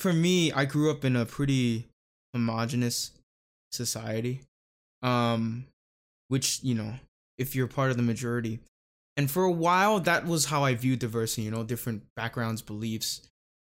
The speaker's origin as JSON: {"language": "English", "country": "Thailand", "tie": "born or raised there", "moved": "as an adult", "lives_now": "United States", "said": "'cause I spent 18 years. You know, I grew up in Thailand."}